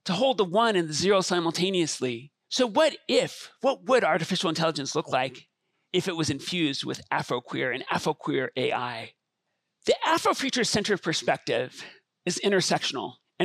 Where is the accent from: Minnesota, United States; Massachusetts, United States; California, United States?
California, United States; Los Angeles; I'm a product of multiple identities growing up in Los Angeles, and even in Los Angeles as Black and Jewish and queer.